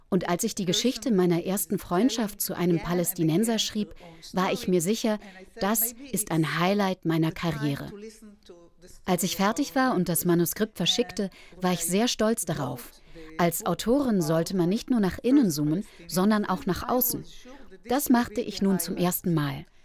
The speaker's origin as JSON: {"language": "German", "country": "Israel", "tie": "born there", "said": "Ich bin dagegen in Israel geboren und war mir sicher, dass meine Wurzeln klar dort, an dem einen Ort waren."}